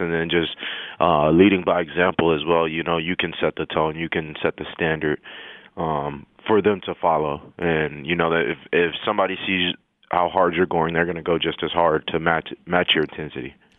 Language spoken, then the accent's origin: English; El Paso, Texas, United States; moved away; I'm from El Paso, Texas